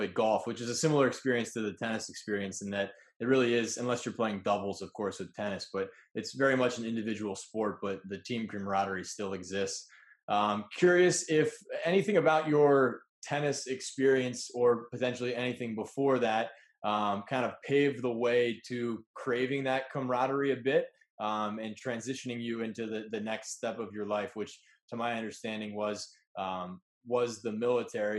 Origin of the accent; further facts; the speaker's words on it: Columbus, Ohio, United States; I actually grew up in Columbus too